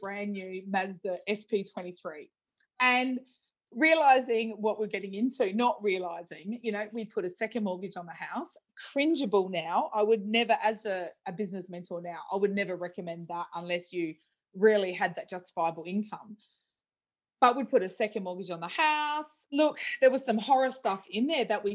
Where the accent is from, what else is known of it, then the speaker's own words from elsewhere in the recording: Adelaide Hills, South Australia, Australia; I'm originally from the Adelaide Hills.